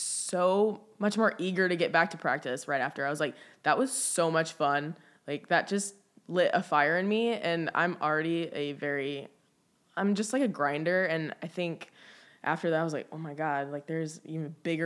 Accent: Chicago, Illinois, United States; now in California, United States; I'm in like a suburb outside of Chicago.

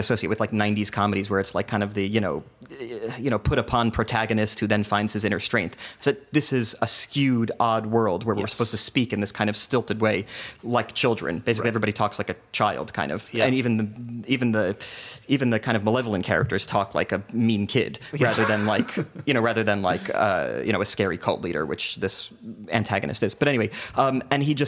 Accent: New Jersey, United States; also born or lived in New York; I grew up in the suburbs in New Jersey where you had no choice but to assimilate.

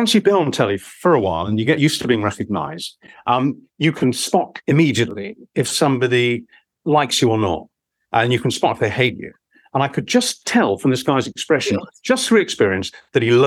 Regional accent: Romford, London, United Kingdom; moved away; If I went back to my hometown, you know, because he was obviously a man. If I went back to Romford in Essex

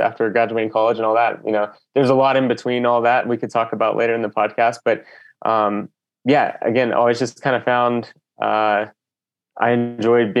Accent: Texas, United States; now in Boulder, United States; I grew up in Texas

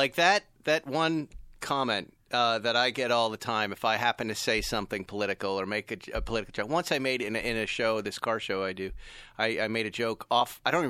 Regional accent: Massachusetts, United States; I'm from Massachusetts.

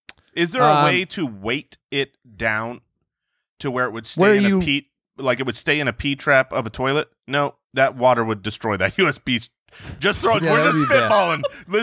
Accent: Jerusalem, Jerusalem District, Israel; born there; And I was born in Jerusalem, Israel, so I can't be president.

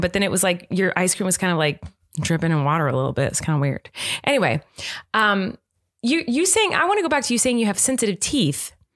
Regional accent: United States; I'm American

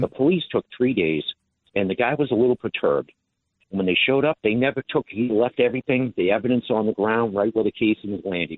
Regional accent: Massachusetts, United States; now in Sorrento, United States; I'm from Massachusetts originally

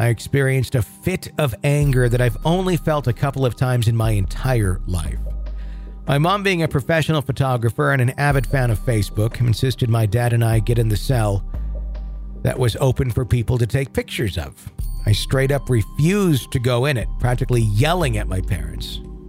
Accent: North Carolina, United States; I'm originally from North Carolina, hence the name.

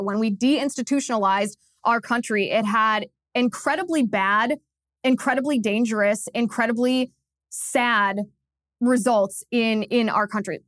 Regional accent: Cincinnati, Ohio, United States; in Cincinnati, Ohio, my hometown

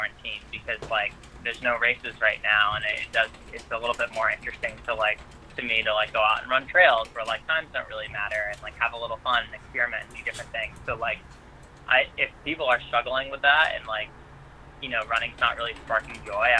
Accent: Albany, New York, United States; my hometown course in Albany, New York

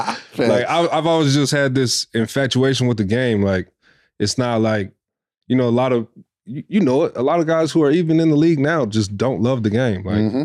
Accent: Fresno, California, United States; born there; But yeah, man, born in Fresno, California, 5'5'9 kid, started hooping when I was probably around 3 years old

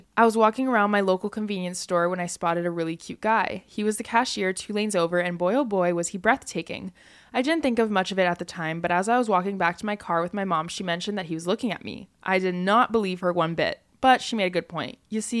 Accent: California, United States; I was born in California and lived there my entire life. I love California and I always will, but a part of me always felt drawn to moving to the East Coast

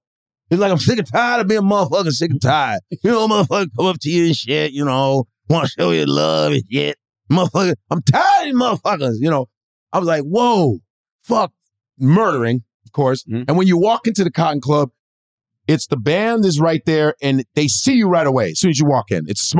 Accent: Chicago, Illinois, United States; moved away; I said, I'm from Chicago.

